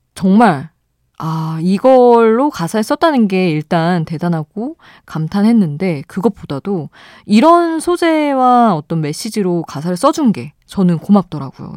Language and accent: Korean; Seoul, South Korea; moved away; also born or lived in Daejeon; 저는 아예 태어난 곳도 서울이고 대전에서 오래 살았는데 사투리랑은 좀 거리가 멀어서